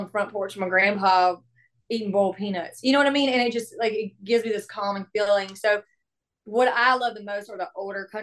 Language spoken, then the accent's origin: English; South Carolina, United States; now in Nashville, United States; I was raised in South Carolina in a small little hometown.